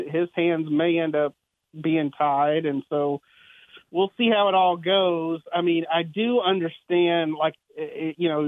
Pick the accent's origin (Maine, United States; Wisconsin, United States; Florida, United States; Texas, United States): Texas, United States; Bluebonnet Country; I'm from Blue Bonnet Country